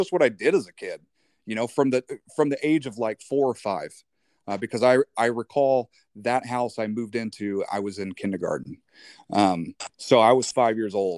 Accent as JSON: {"language": "English", "region": "North Florida", "country": "United States", "tie": "born or raised there", "said": "when I was a kid, I grew up in Florida, in North Florida."}